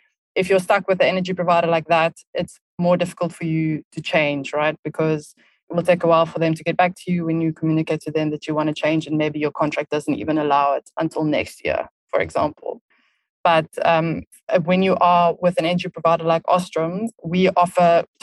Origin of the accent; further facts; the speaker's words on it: South Africa; moved away as an adult; also born or lived in Barcelona, Spain / Düsseldorf, Germany; now in Berlin, Germany; I am originally from South Africa, which you can probably tell from my accent